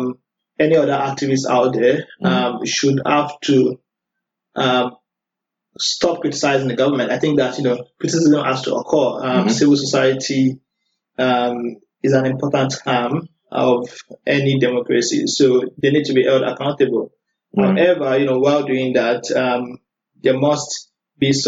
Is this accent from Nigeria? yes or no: yes; Abeokuta, Ogun State, Nigeria; moved away as an adult; also born or lived in Osun State, Nigeria / Lagos, Nigeria / Sokoto, Nigeria; I'm from Ogun State, in the Borno State to Lagos, which I know most people know Lagos, so it's yeah. Ogun. So I lived in the city called Abeokuta